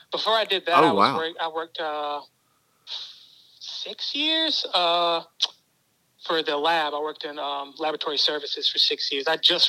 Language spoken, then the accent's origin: English; Portsmouth, Virginia, United States; I'm from Portsmouth, Virginia.